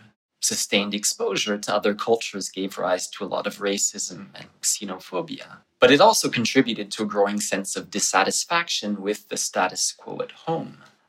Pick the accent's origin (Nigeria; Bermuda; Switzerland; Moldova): Switzerland; also born or lived in Toronto, Canada; now in New Haven, United States; So I was born in Toronto, but my family moved to Switzerland when I was 5 for my father's work.